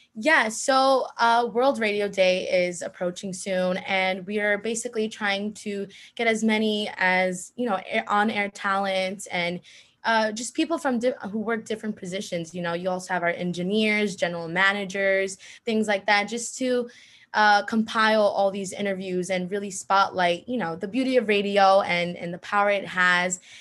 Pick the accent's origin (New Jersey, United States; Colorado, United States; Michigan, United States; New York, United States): New Jersey, United States; Bayonne; I'm from Bayonne, New Jersey